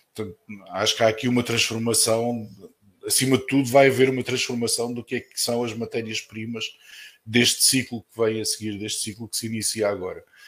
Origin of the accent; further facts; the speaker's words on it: Portugal; eu cresci num país, em Portugal